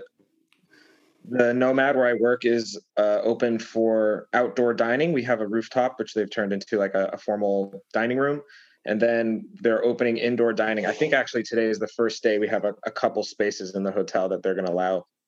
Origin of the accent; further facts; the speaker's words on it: Denver, Colorado, United States; moved away as an adult; also born or lived in Boulder, Colorado / Leadville, Colorado; now in New York City, United States; Born and raised in Colorado